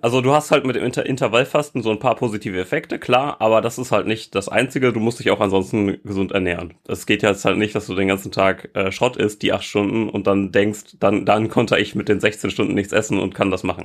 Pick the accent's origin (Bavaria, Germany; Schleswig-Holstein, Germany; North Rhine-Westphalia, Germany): North Rhine-Westphalia, Germany; ich bin in NRW zur Schule gegangen.